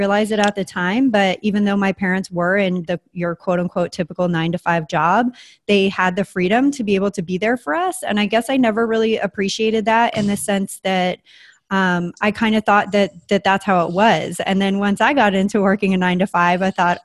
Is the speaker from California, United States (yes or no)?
yes; San Diego, California, United States; also born or lived in Springfield, Oregon / Santa Fe, New Mexico; I always consider San Diego as like where I grew up because it's what I remember most